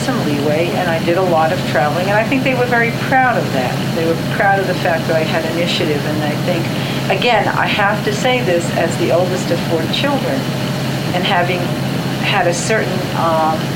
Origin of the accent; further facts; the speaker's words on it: New York City, New York, United States; I grew up in the Bronx.